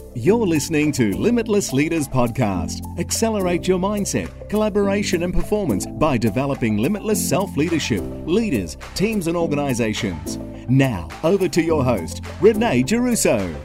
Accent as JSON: {"language": "English", "area": "Adelaide Hills", "region": "South Australia", "country": "Australia", "tie": "born or raised there", "also_born_or_lived": "United Kingdom", "moved": "as an adult", "lives_now": "Melbourne, Australia", "said": "I grew up in the Adelaide Hills in, in South Australia"}